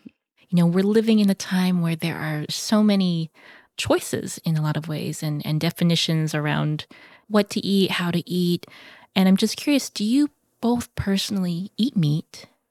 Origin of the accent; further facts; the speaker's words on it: United States; growing up as a Filipino American